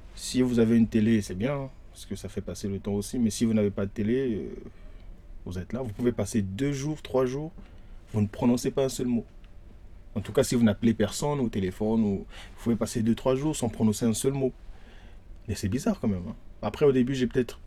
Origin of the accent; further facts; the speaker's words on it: Brazzaville, Republic of the Congo; moved away as an adult; now in Paris, France; Je suis congolais de Brazzaville